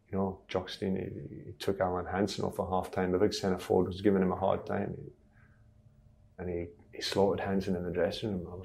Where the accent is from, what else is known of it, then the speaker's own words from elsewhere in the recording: Stockholm, Stockholm County, Sweden; born there; I was well known in Sweden that I was born in Stockholm.